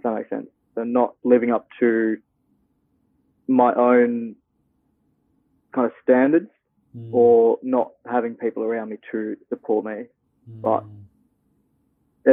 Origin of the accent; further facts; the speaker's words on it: Perth, Western Australia, Australia; also born or lived in Tasmania; I was born in Tasmania in 98. Yeah, best place on earth. And then moved here to Perth with my parents when I was 6, I believe. And I've just been here ever since